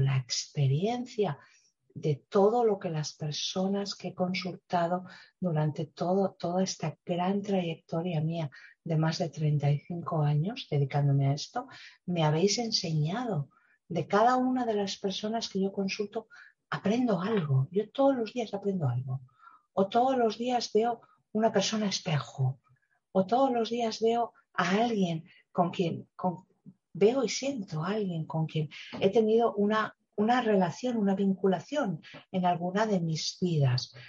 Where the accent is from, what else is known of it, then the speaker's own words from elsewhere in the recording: Spain; tengo yo en mi país